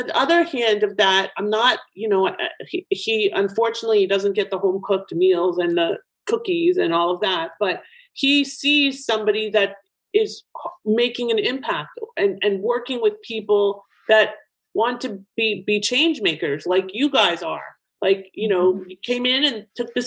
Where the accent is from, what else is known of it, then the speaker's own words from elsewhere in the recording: Toronto, Ontario, Canada; now in Boca Raton, United States; in Toronto, which is my hometown